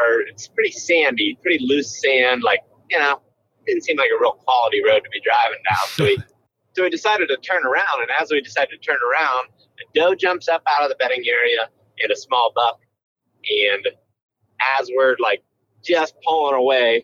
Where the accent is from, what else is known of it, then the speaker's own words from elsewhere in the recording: Western Ohio, United States; where I grew up in Western Ohio